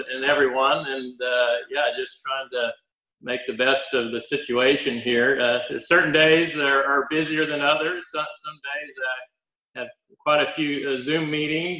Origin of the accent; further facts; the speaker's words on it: Shreveport, Louisiana, United States; moved away as an adult; I grew up in Shreveport, Louisiana. I was born and raised there. Went all the way through high school in Shreveport.